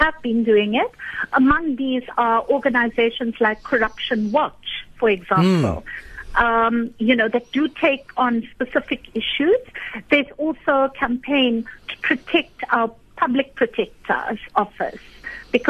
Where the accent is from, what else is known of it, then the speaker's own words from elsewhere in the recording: South Africa; as South African citizens